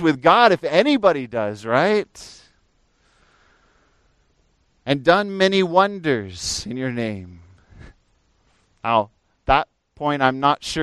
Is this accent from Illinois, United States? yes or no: no; Fresno, California, United States; also born or lived in Pennsylvania; when I moved out here from Pennsylvania. I was about 10 years old and moved out here in the summer to live near Fresno, up in the foothills above Fresno